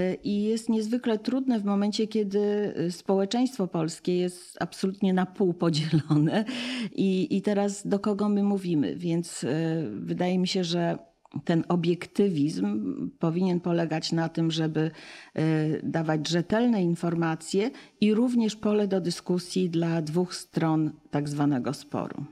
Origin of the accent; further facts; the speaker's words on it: United States; now in Poland; wychowywałam się w, w Stanach